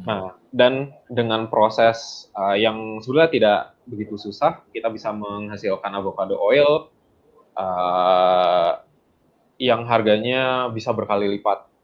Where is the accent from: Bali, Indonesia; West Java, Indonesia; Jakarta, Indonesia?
West Java, Indonesia; Bandung; also born or lived in West Sumatra; saya tinggal di Bandung, uh, saya aslinya orang uh, Sumatera Barat, orang Padang. Hmm. tapi saya memang lahir di Bandung. Jadi orang tua aslinya dari Sumatera Barat.